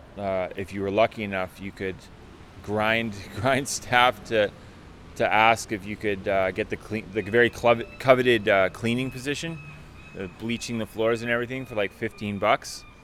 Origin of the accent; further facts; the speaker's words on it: Richmond, British Columbia, Canada; also born or lived in Vancouver, Canada; I'm from here. I grew up in Richmond, British Columbia